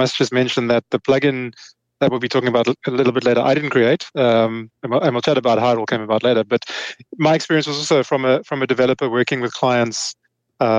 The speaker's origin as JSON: {"language": "English", "town": "Cape Town", "region": "Western Cape", "country": "South Africa", "said": "I'm from Cape Town, South Africa."}